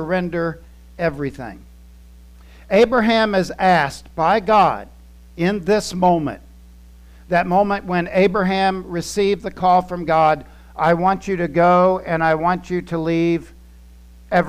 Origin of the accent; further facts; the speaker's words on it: Titusville, Florida, United States; moved away as an adult; also born or lived in Germany; I grew up in Titusville, Florida. I had only been out of the state once